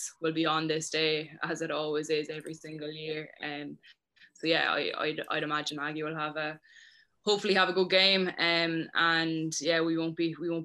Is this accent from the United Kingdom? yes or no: no; Cavan, Ulster, Ireland; I'm from Cavan myself